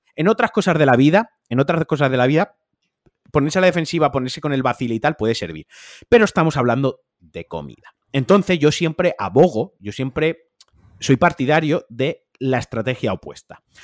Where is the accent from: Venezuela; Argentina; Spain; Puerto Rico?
Spain; Valencian Community; como valenciano